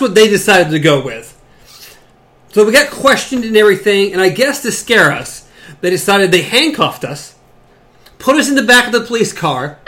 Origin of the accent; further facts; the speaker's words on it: the South, United States; accent: southern; the southern accent